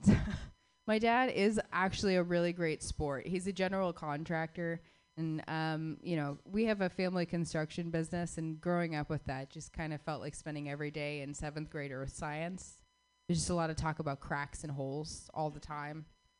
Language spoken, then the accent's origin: English; Phoenix, Arizona, United States; I actually grew up in Phoenix, Arizona.